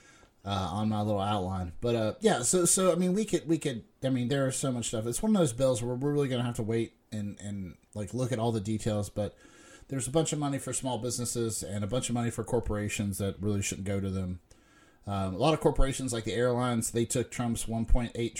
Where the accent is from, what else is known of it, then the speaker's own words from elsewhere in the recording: United States; as an American